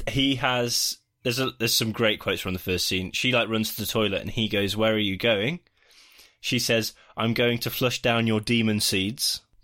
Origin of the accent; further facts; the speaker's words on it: United Kingdom; We're the British